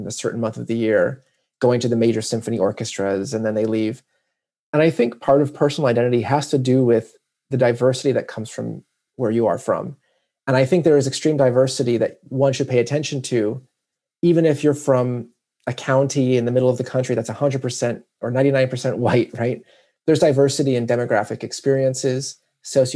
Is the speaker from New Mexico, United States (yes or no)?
yes; New Mexico, United States; moved away; my experience as American born from New Mexico